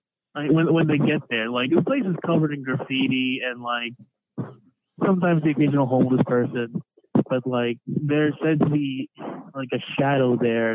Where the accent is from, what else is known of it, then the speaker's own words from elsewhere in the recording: Ohio, United States; also born or lived in Columbus, Ohio; I'm from Ohio. That's where I'm calling from